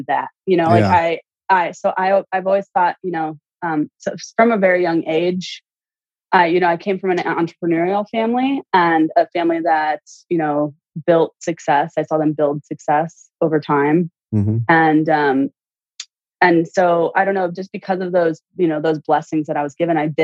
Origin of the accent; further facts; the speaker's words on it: central Illinois, United States; I grew up in Illinois, central Illinois